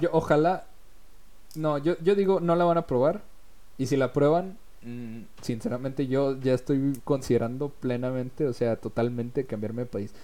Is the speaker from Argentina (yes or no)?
no; Mexico; born or raised there